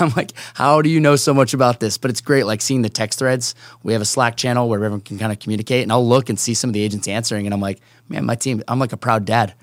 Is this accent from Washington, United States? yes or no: yes; Seattle, Washington, United States; also born or lived in Chicago; now in San Diego, United States; born and raised in Seattle